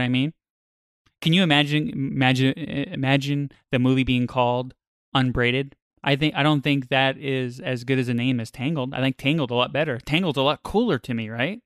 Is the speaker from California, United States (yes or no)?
no; New York, United States; I grew up in New York